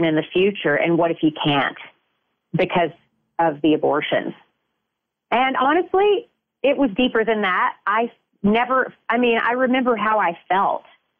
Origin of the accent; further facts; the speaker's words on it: Shreveport, Louisiana, United States; I was born and raised in Shreveport, Louisiana